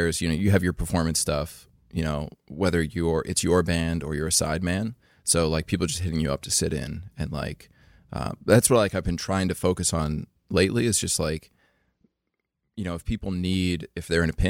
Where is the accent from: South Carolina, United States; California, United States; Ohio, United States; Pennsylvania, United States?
Pennsylvania, United States; Fleetwood; I grew up in Fleetwood, so it's like 7 minutes from Kutztown, Berks County.